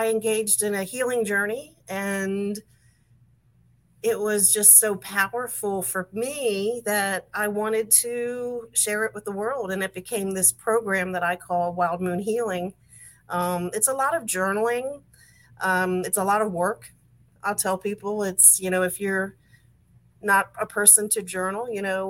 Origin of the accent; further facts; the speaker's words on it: Maryland, United States; also born or lived in West Virginia; I was born and raised in Maryland, outside of Washington, D.C.